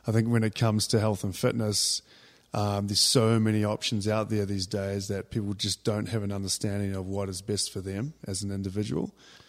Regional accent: New Zealand; moved away as an adult; now in Colorado, United States; I'm originally from New Zealand. I came to America just over 20 years ago to actually play rugby. Then met a girl and stayed. So America's home now, and Colorado's been home for almost 20 years.

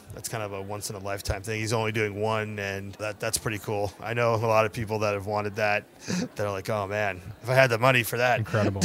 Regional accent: New Jersey, United States; moved away; I grew up in New Jersey for half of my youth.

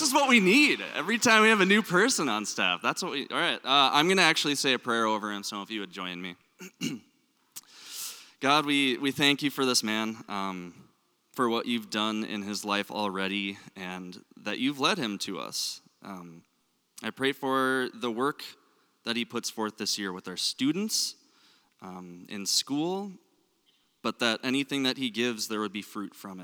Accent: Minnesota, United States; accent: Minnesota; My Minnesota accent

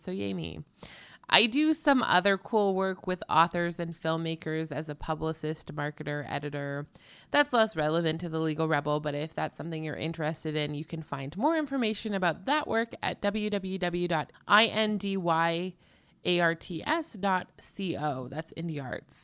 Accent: Canada; I'm clearly Canadian

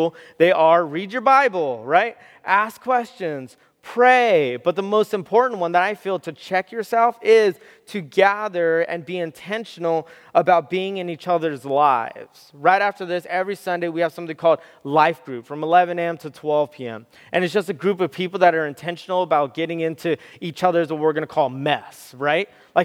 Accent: Southern California, United States; I grew up in Southern California.

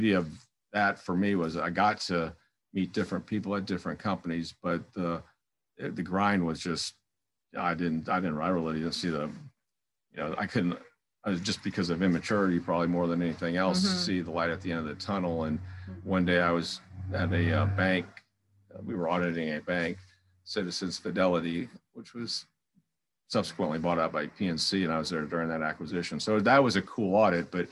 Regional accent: South Florida, United States; moved away as an adult; also born or lived in Louisville, Kentucky / Melbourne, Florida; born and raised in South Florida

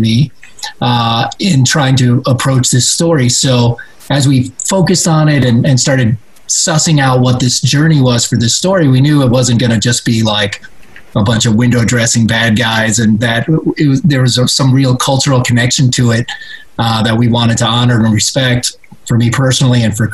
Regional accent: Puerto Rico; I was born in Puerto Rico.

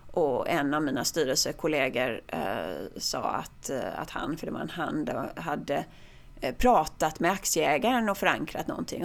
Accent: Sweden; jag är svensk

